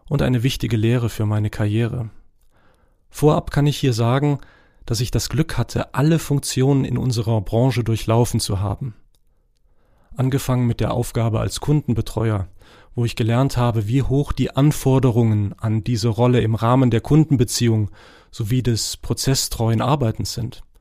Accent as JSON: {"language": "German", "country": "Morocco", "tie": "born or raised there", "second_language": "German", "lives_now": "Germany", "said": "Ich bin in Marokko geboren und aufgewachsen und habe dort mein erstes Studium Physik und Chemie absolviert."}